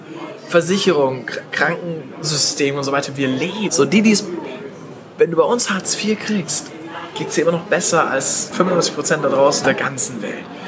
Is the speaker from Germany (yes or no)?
yes; Stuttgart, Baden-Württemberg, Germany; ich komme aus Stuttgart